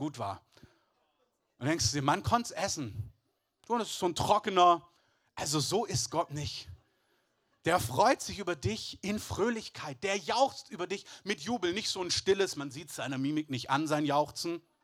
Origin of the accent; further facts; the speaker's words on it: Southern Germany, Germany; ich bin in, in Süddeutschland groß geworden, meine halbe Verwandtschaft kommt aber aus dem Elsass